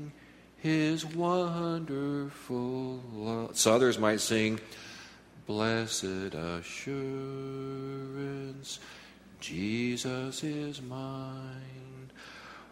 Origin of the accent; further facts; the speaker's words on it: Southern California, United States; Barbara and I grew up in Southern California